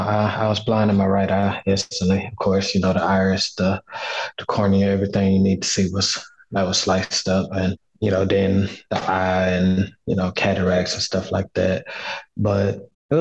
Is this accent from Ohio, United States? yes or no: no; Houston, Texas, United States; born or raised there; now in Atlanta, United States